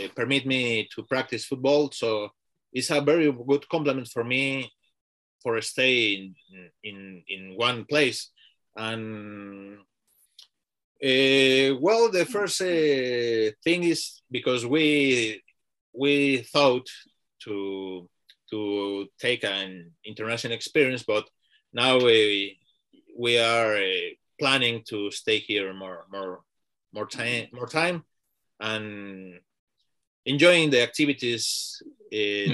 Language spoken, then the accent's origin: English; Mexico City, Mexico; English is a second language; moved away as an adult; also born or lived in Ireland; now in Dublin, Ireland; I am living in Ireland last three years ago. So, but yeah, I'm from Mexico